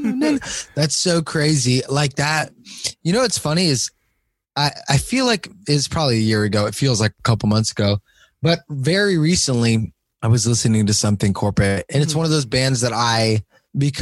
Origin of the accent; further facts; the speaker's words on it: Miami, Florida, United States; also born or lived in Arkansas / Missouri; Born in Arkansas, totally random, and then I lived in Missouri for about 4 years, and then I moved to Miami. So I grew up in Miami